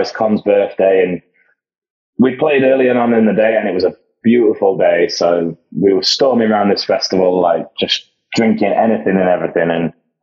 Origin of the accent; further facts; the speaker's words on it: Sheffield, Yorkshire and the Humber, United Kingdom; growing up in Sheffield, we used to have a lot of good shows coming through